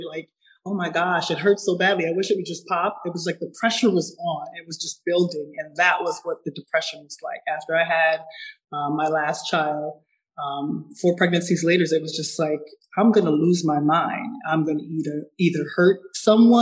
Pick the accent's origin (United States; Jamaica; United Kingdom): Jamaica; I'm from Jamaica. And so coming up with Caribbean parents